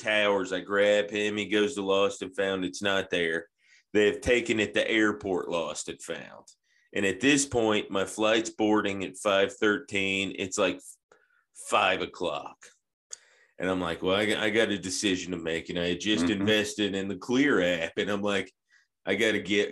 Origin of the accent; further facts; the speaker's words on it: Atlanta, Georgia, United States; now in Nashville, United States; I grew up in Atlanta, too